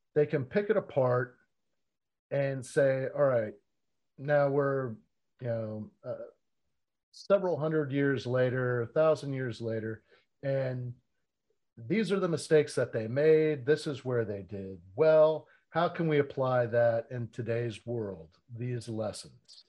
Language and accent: English; Florida, United States; I was born and raised in Florida